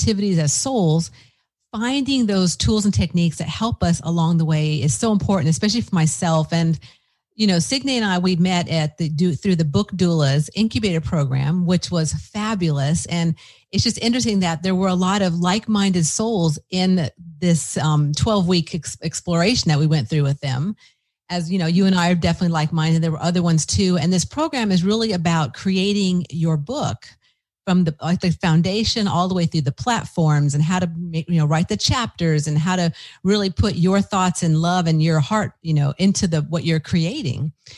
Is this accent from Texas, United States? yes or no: no; Los Angeles, California, United States; moved away; I'm from Los Angeles and I've gone back throughout the years